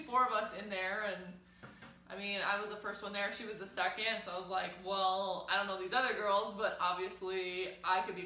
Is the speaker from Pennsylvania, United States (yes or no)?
no; South Dakota, United States; I am from South Dakota.